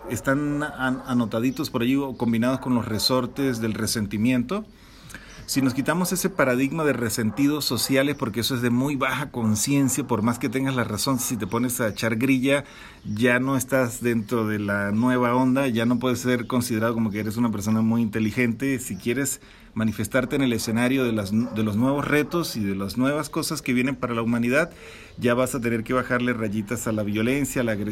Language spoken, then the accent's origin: Spanish; Mexico; Entonces me siento muy identificado con esta noción de que nosotros como mexicanos y como latinoamericanos estamos configurados ya de una manera muy bien eh, preparados